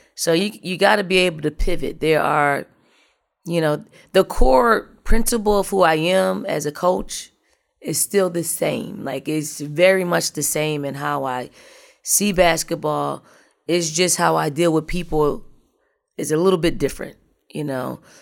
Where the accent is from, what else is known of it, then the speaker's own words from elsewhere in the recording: Philadelphia, Pennsylvania, United States; moved away as an adult; now in South Carolina, United States; I, I am from North, I'm from the projects of North Philly.